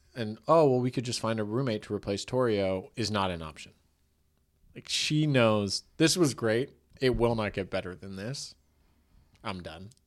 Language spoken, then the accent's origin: English; Tiburon, California, United States; I grew up in Tiburon.